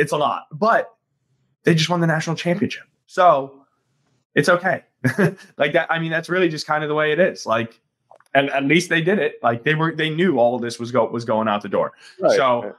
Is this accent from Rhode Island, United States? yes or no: no; Southeast Michigan, United States; I'm from Southeast Michigan.